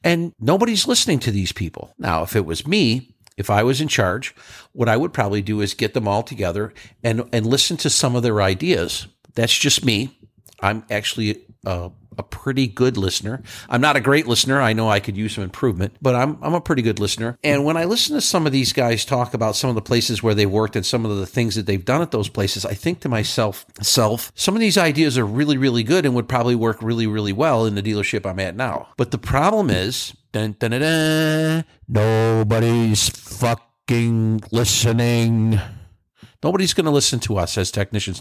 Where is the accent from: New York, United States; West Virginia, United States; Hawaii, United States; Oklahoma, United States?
New York, United States; moved away; I'm from New York